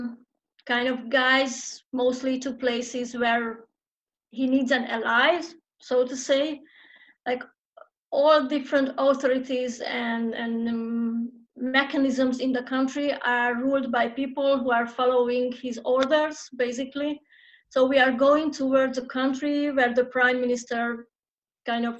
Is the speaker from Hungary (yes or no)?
yes; Hungary; I'm a trans activist born and raised and still based in Hungary